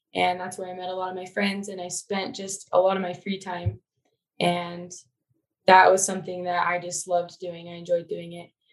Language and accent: English; Syracuse, Utah, United States; also born or lived in Logan, Utah; I grew up in Syracuse, so I'm not too far from where I am now